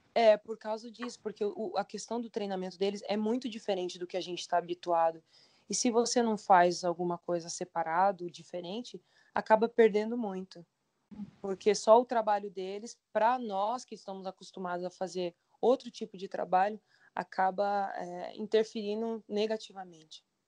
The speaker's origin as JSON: {"language": "Portuguese", "country": "Brazil", "moved": "as an adult", "lives_now": "China", "said": "eu sou brasileira"}